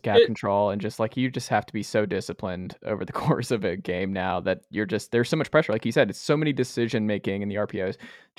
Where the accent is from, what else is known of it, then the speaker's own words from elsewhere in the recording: Atlanta, Georgia, United States; moved away; I'm from Atlanta originally.